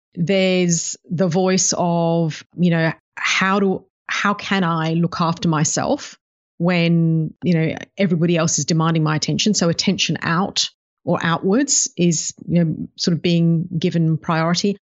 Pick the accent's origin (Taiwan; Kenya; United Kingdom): United Kingdom; also born or lived in Africa; now in Melbourne, Australia; grew up in the U K